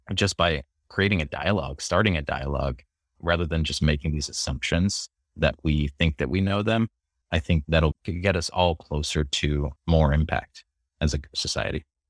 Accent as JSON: {"language": "English", "region": "California", "country": "United States", "tie": "born or raised there", "also_born_or_lived": "Philippines / Washington, D.C.", "moved": "as an adult", "said": "I moved to California when I was four"}